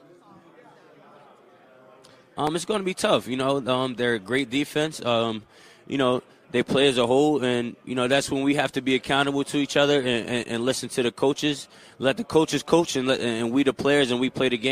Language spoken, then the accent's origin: English; New Jersey, United States; moved away as an adult; wanting to stay home and represent New Jersey